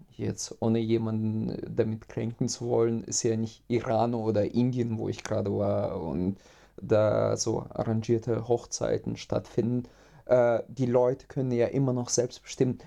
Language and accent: German; Russia; now in Germany; ich komme ja ursprünglich aus Russland